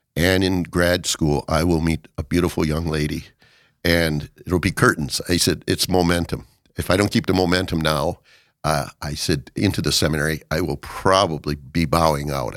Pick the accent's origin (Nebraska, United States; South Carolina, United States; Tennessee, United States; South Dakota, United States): South Dakota, United States; Watertown; I was born in Watertown, South Dakota.